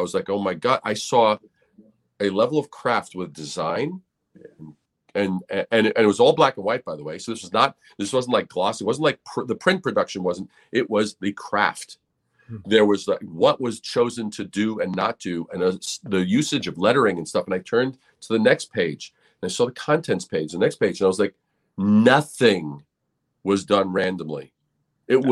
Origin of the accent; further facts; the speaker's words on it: New York City, New York, United States; Growing up in New York City